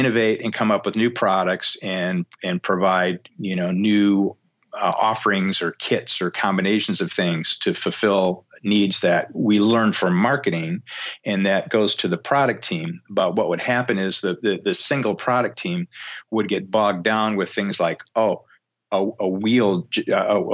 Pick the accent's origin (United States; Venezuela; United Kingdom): United States; Detroit, Michigan; now in Beaufort, United States; growing up in Detroit, I've spent a lot of time in, you know, million square foot auto plants